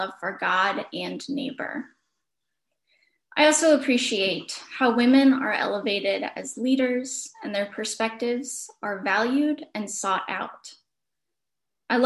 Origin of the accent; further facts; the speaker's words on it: East Petersburg, Pennsylvania, United States; I grew up in the Mennonite Church at East Petersburg Mennonite Church in East Petersburg